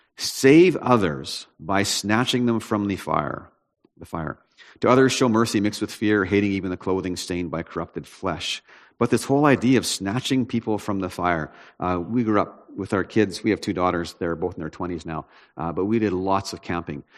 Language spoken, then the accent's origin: English; Prince George, British Columbia, Canada; I'm from Prince George